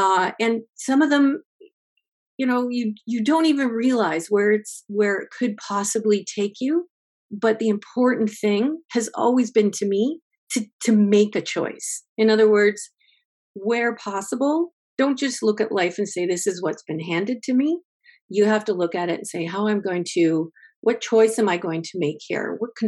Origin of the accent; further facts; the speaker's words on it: Windsor, Ontario, Canada; Well, I'm a Windsor girl. I was born in Windsor.